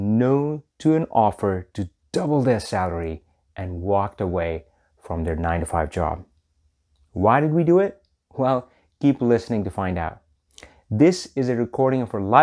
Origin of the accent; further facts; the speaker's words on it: India; I'm from India.